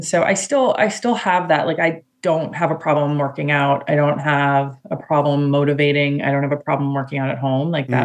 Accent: Pennsylvania, United States; moved away as an adult; also born or lived in East Coast / West Coast; I have lived on East and West, but I grew up in Pennsylvania where I'm living now

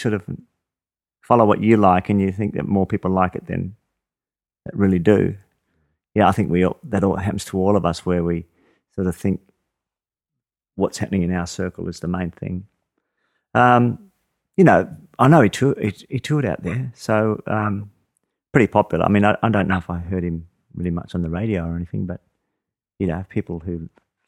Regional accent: Adelaide, South Australia, Australia; I grew up in Adelaide.

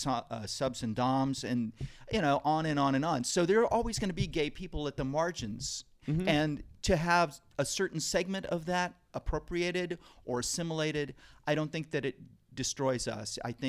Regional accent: Brooklyn, New York, United States; born there; also born or lived in Texas / Seattle / New Orleans / Los Angeles; now in New York City, United States; I was born in Brooklyn, but lived in Texas and Seattle and New Orleans and L.A.

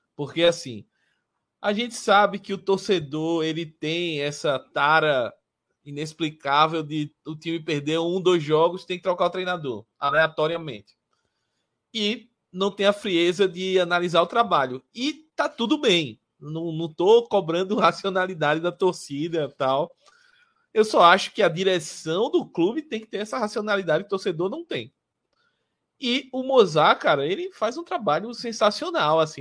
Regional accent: Palmeira dos Índios, Alagoas, Brazil; É um, é um clube que é da, da minha cidade natal, né? É a cidade da família da minha mãe, principalmente, de Palmeiras dos Índios

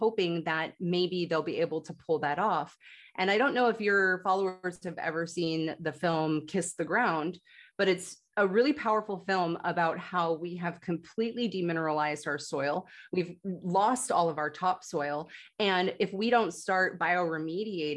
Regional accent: United States; growing up in the United States

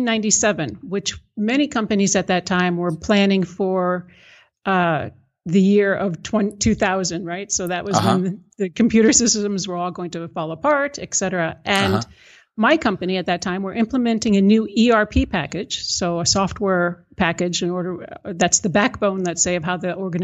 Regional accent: United States; now in Netherlands; But I am American and living here, so I'm now a Dutch citizen as well.

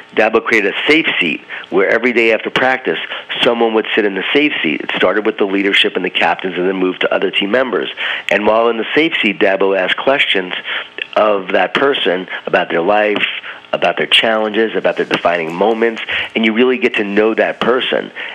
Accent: Smithtown, New York, United States; I grew up in Smithtown, right? Well, if I'm a coach now at Smithtown, Long Island, New York

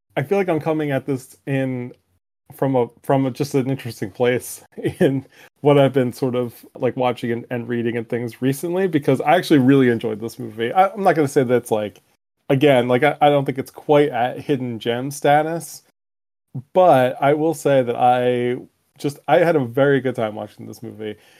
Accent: United States; being an American male raised

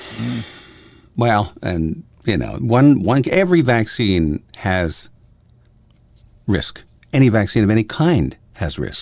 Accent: Windsor, Ontario, Canada; Windsor, my hometown.

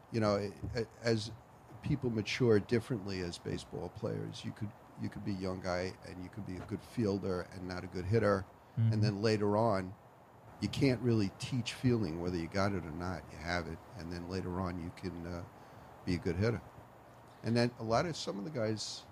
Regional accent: Brentwood, United States; I grew up in Brentwood. I went to Brentwood schools. I went to Brentwood High

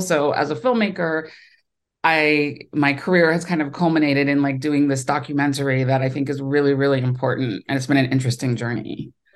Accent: Ohio, United States; moved away as an adult; also born or lived in New York; now in Los Angeles, United States; I grew up in Ohio, so I'm a Midwestern

